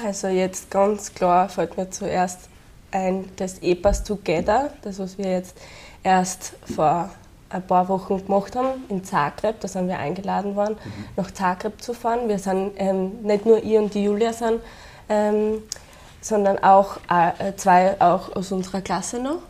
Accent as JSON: {"language": "German", "country": "Austria", "said": "meine Heimat auch. Mhm. Nicht nur Österreich, sondern auch Europa"}